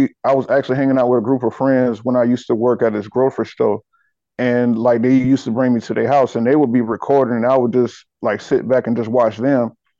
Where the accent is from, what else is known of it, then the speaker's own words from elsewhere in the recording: South Carolina, United States; Well, life in South Carolina, man. I mean, it's for the most part, it's pretty laid back, man. I mean, I was really raised in the backwoods or whatever like that.